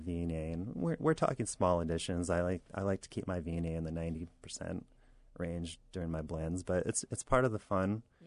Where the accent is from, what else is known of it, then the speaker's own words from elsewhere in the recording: Southern New York, United States; now in Virginia, United States; I'm from Southern New York.